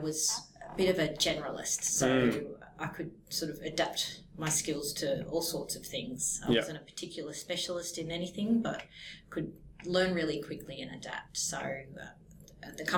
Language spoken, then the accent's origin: English; Newcastle, New South Wales, Australia; I grew up in Newcastle, New South Wales, looking at the Hunter River